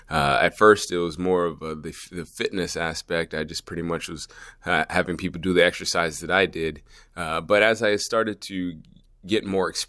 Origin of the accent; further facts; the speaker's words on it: Anchorage, Alaska, United States; also born or lived in Georgia; Well, I'm from Anchorage, Alaska, uh, uh unofficially.